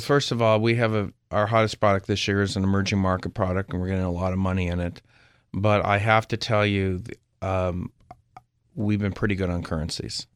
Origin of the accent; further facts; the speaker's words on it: Berkeley, California, United States; also born or lived in Nevada; now in Palm Beach, United States; I'm originally from Berkeley